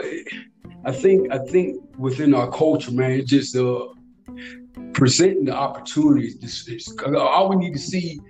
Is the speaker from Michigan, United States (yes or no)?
no; Atlanta, Georgia, United States; moved away as an adult; also born or lived in Valdosta, Georgia; I was born in Valdosta, Georgia, around 6 or 7. I moved to Atlanta, Georgia